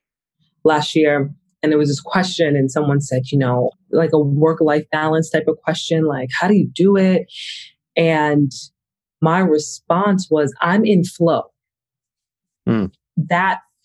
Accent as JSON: {"language": "English", "town": "Hempstead", "region": "New York", "country": "United States", "tie": "born or raised there", "also_born_or_lived": "Brooklyn / Atlanta, Georgia / London", "moved": "as an adult", "said": "I was born in Brooklyn, but raised in Long Island, in Hempstead, Long Island specifically"}